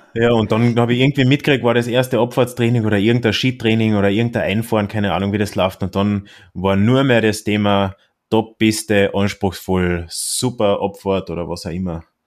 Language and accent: German; Austria; als Österreicher